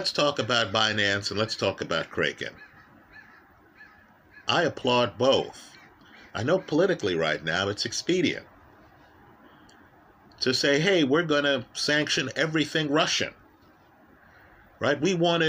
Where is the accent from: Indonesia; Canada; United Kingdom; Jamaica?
Jamaica; now in United States; I was born in Jamaica or that I'm an American citizen.